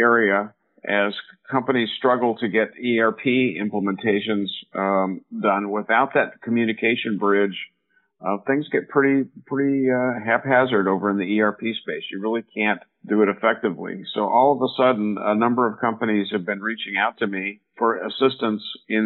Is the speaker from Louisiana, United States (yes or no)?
no; Silicon Valley, California, United States; I grew up here in Silicon Valley